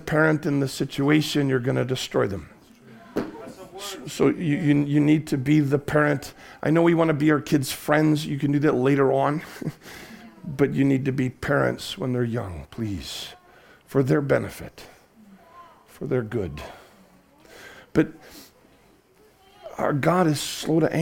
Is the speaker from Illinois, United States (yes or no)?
yes; Chicago, Illinois, United States; now in Cardiff, United Kingdom; I grew up in the Chicago area